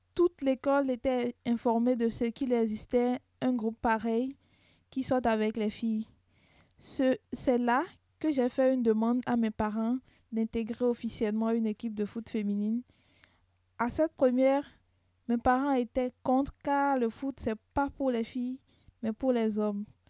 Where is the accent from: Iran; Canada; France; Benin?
Benin; je viens du Bénin